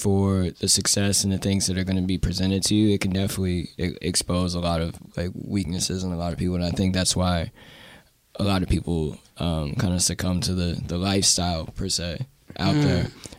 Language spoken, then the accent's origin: English; Denver, Colorado, United States; now in Los Angeles, United States; And even to this day, like my best friend that I grew up with in Denver lives in LA, like he moved out there with me at the same time.